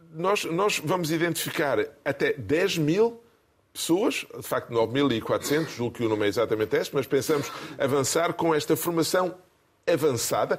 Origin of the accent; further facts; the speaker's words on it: Gafanha, Aveiro District, Portugal; moved away; also born or lived in Brussels, Belgium; É a minha terra de origem.